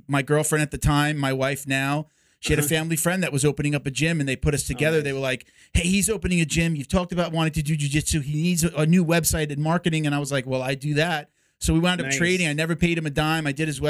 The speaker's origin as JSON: {"language": "English", "area": "Long Island", "region": "New York", "country": "United States", "tie": "born or raised there", "accent": "New York", "said": "I grew up on Long Island"}